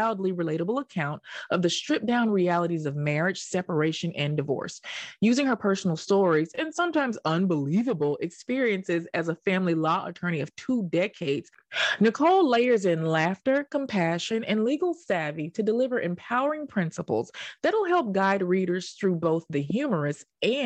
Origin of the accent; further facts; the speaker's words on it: Tennessee, United States; accent: Southern twang; now in New York, United States; I'm from Tennessee